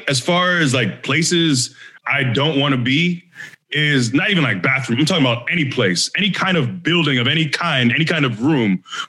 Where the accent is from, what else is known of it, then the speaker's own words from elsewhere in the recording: Florida, United States; being born and raised in Florida